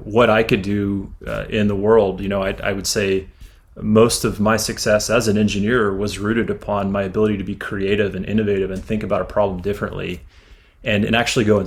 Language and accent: English; Houston, Texas, United States; also born or lived in Louisiana / Austin, Texas / Dallas, Texas; I was originally from Louisiana, but when I was really, really young, moved to Texas. So I consider myself a full-fledged Texan and have been for many decades now. But I grew up in Houston